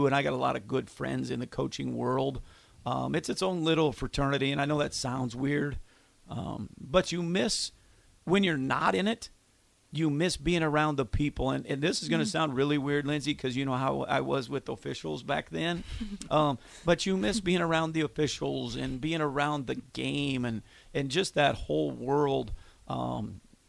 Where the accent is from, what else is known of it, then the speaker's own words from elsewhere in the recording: Fremont, Nebraska, United States; I grew up in Fremont